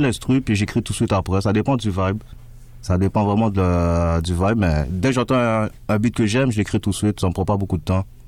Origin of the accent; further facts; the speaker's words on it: Montreal, Quebec, Canada; Moi, dans le fond, je viens de Beaubien, la petite Italie